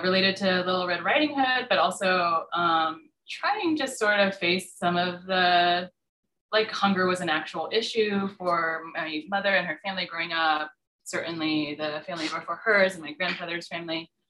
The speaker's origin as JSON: {"language": "English", "region": "California", "country": "United States", "tie": "born or raised there", "also_born_or_lived": "Durham, North Carolina", "moved": "as an adult", "said": "I grew up in California. Like, why would I have an accent?"}